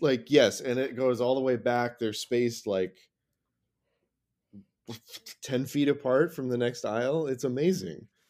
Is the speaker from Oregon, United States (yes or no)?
yes; Philomath, Oregon, United States; I grew up in Podunk, Ass, Oregon